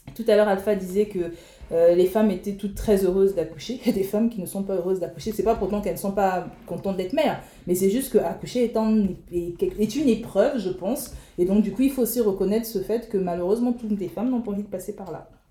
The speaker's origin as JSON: {"language": "French", "country": "Republic of the Congo", "said": "en tant que Congolaise"}